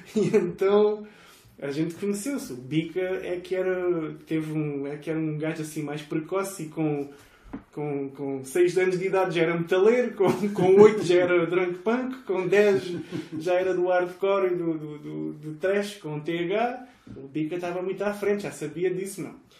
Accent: Estoi, Algarve, Portugal; Sou de Estoy, que é na periferia de Faro

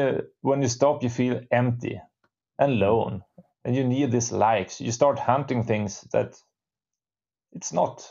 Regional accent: Storuman, Västerbotten County, Sweden; is the place where I was born. My parents still live here. I have my roots here. I know all the small roads

